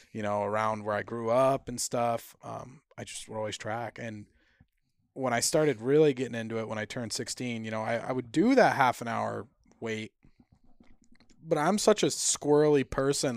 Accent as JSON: {"language": "English", "region": "Vermont", "country": "United States"}